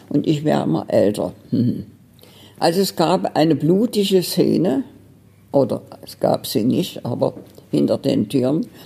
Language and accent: German; Berlin, Germany; Ich komme aus Berlin.